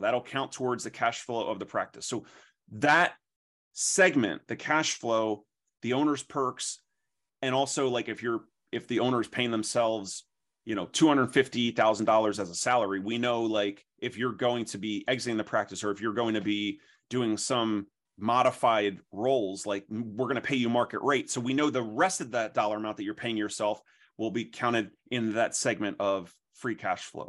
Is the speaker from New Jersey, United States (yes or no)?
yes; New Jersey, United States; also born or lived in Philadelphia, Pennsylvania; I'm from South Jersey